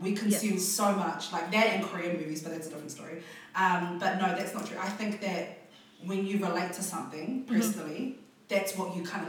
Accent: New Zealand; I grew up in New Zealand

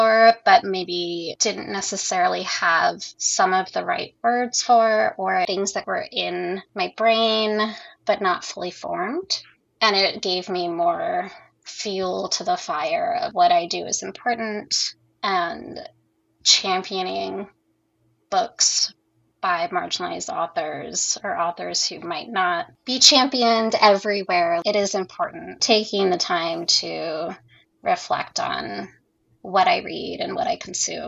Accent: California, United States; I'm from California and queer

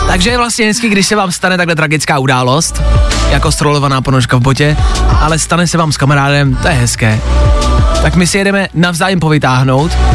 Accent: Czechia; jsme hrdí Češi

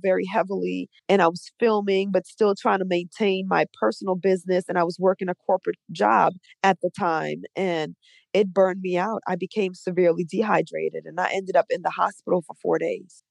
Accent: New Orleans, Louisiana, United States; also born or lived in Trinidad and Tobago; now in Atlanta, United States; I'm from New Orleans

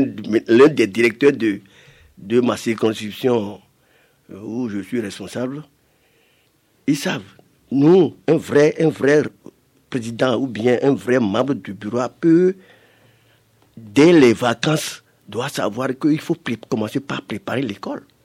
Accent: Cotonou, Littoral, Benin; je suis un villageois, mais je suis né à Cotonou

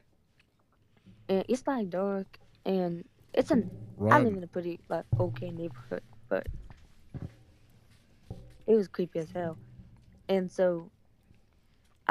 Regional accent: Missouri, United States; I'm from Missouri

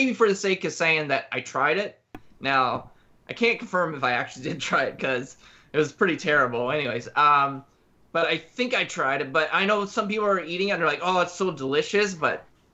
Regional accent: Newfoundland and Labrador, Canada; moved away; I'm from Newfoundland

